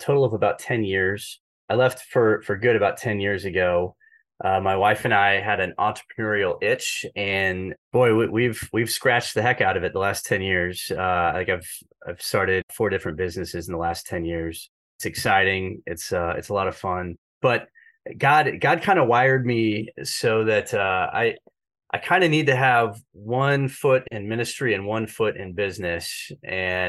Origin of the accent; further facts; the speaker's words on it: Kansas City, United States; I went to Catholic schools growing up in Kansas City